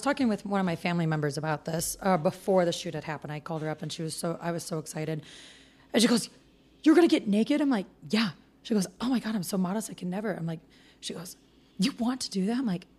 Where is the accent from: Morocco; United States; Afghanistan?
United States; Midwest; now in West Coast, United States; I'm from the Midwest, and it's a very conservative outlook back there.